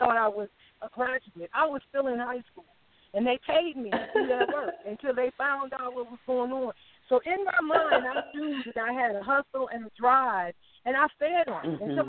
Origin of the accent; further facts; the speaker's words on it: Cleveland, Ohio, United States; I'm a homegirl from Cleveland, Ohio